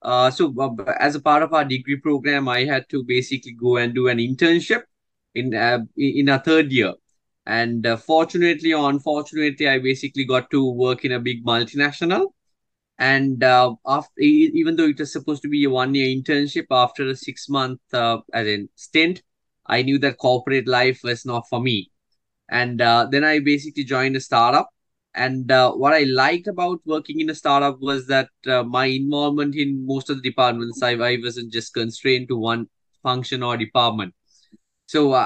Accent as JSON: {"language": "English", "country": "Sri Lanka", "tie": "born or raised there", "said": "growing up in Sri Lanka"}